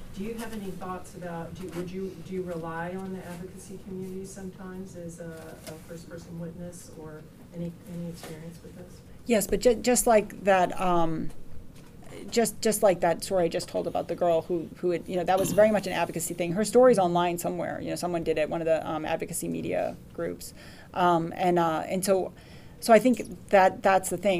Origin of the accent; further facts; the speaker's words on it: United States; I'm an American